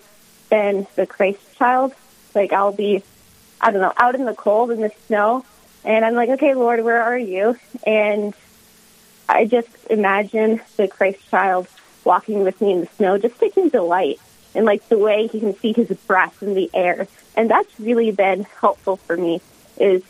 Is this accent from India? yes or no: no; South Carolina, United States; moved away; growing up in South Carolina, I would go for a lot of long walks